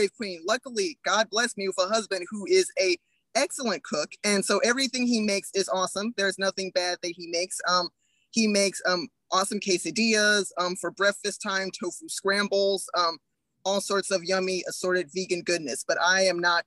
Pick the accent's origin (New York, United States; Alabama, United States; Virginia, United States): Alabama, United States; Huntsville; now in Highland, United States; I'm originally from Huntsville, Alabama